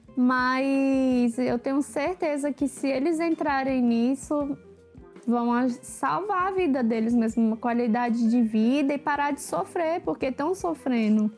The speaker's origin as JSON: {"language": "Portuguese", "town": "Brasília", "region": "Federal District", "country": "Brazil", "said": "sou de Brasília"}